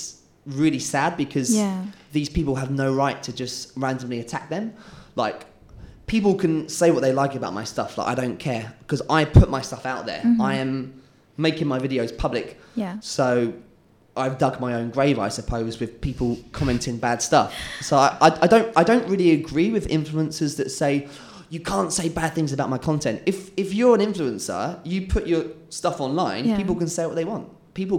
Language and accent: English; England, United Kingdom; moved away as an adult; now in Malaysia; I'm English